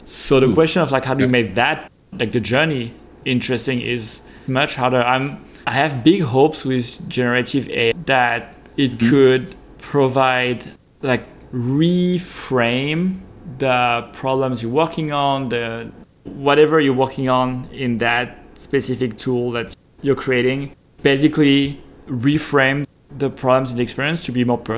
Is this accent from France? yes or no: yes; France; English is a second language; now in San Francisco, United States; I live in San Francisco. I'm born and raised in France.